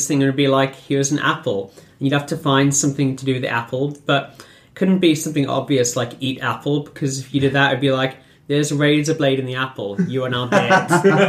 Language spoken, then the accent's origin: English; South Africa; I grew up in South Africa